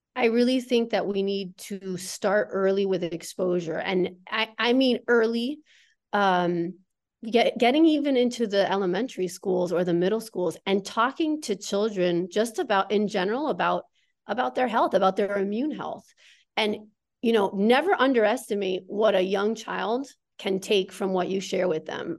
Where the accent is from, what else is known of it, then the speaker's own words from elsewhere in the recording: Connecticut, United States; I grew up in the Northeast, in Connecticut